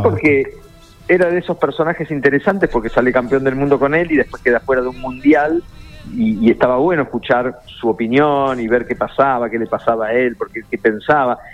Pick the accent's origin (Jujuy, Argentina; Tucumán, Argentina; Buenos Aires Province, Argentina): Buenos Aires Province, Argentina; La Plata; siendo platense, estudiante